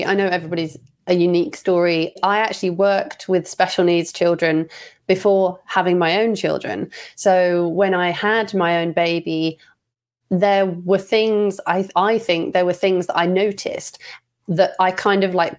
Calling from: England, United Kingdom; I'm calling from England, UK

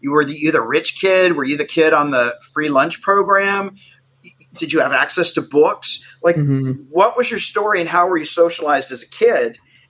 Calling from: Los Angeles, California, United States; I am calling in from West Los Angeles.

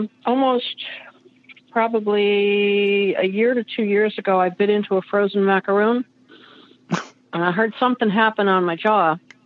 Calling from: Rincon, Georgia, United States; I'm calling from Rincon, Georgia

